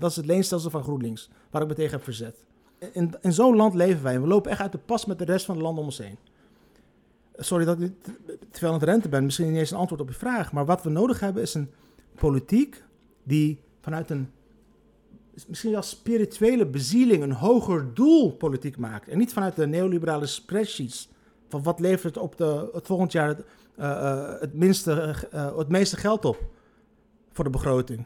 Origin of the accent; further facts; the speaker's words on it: Rotterdam, South Holland, Netherlands; ik ben opgegroeid in Rotterdam-Lombardij, de armste wijk van Rotterdam.